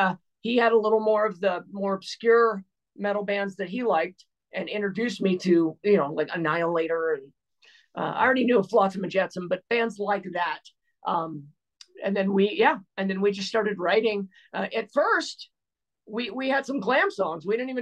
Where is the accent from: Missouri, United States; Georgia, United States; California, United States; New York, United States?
California, United States; And I came from the Bay Area.